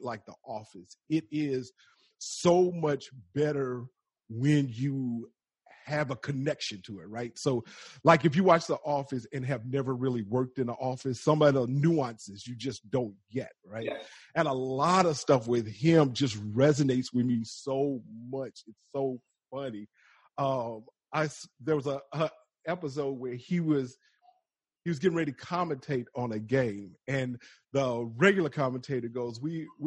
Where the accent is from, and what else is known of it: the South, United States; accent: Southern